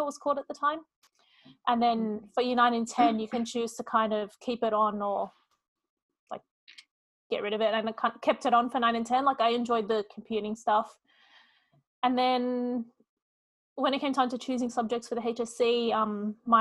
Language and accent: English; Sydney, New South Wales, Australia; I was born and raised in Sydney, but both my parents were actually born in Beirut in Lebanon